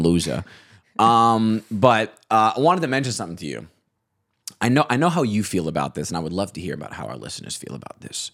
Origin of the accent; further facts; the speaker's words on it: Staten Island, New York, United States; As a Staten Islander